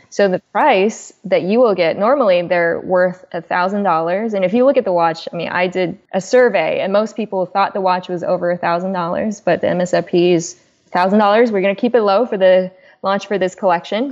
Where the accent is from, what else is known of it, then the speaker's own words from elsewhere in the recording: China; moved away; I'm an immigrant from China.